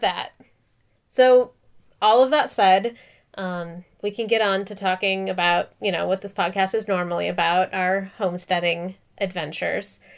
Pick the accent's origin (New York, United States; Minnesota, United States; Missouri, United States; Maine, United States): Minnesota, United States; Minneapolis; moved away; I actually even grew up in Minneapolis. It's been super weird and surreal watching, like, my hometown be the center of all this